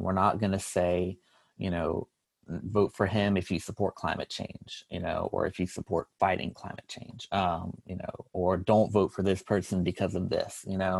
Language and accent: English; North Carolina, United States; I'm a junior from North Carolina